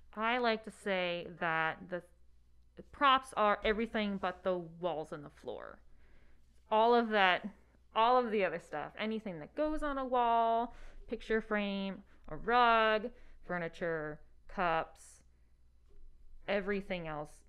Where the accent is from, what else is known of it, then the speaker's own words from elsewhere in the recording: Hudson Valley, upstate New York, United States; moved away; it's two hours north of New York City, one hour south of Albany. Um, yeah, Hudson Valley.